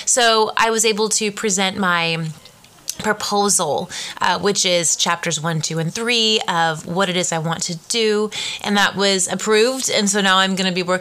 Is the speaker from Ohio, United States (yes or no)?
no; Carlsbad, California, United States; also born or lived in Arizona; born and raised in Carlsbad, which is a local little kind of beach community just about an hour south from here